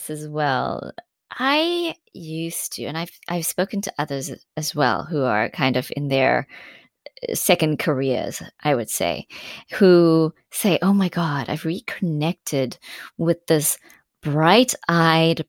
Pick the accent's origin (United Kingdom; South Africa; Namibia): South Africa; as a South African who saw my world change in my lifetime, my country